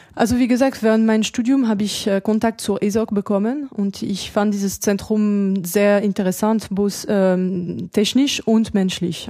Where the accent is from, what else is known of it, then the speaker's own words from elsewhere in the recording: France; accent: French; German is a second language; moved away as an adult; also born or lived in Germany; now in Darmstadt, Germany; Ich bin ja Französin, man hört